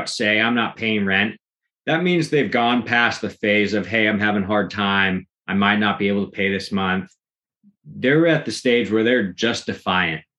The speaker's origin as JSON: {"language": "English", "town": "Pacific Grove", "region": "California", "country": "United States", "said": "I'm from Pacific Grove, California"}